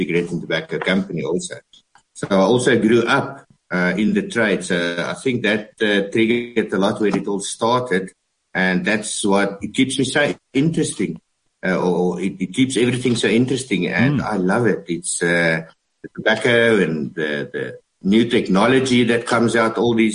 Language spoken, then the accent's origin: English; Bloemfontein, Free State, South Africa; I'm from Bloemfontein.